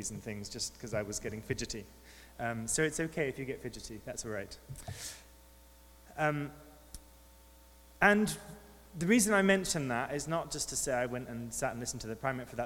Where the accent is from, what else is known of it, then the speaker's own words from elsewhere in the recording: near St Albans, East of England, United Kingdom; moved away; I grew up in England near to St. Albans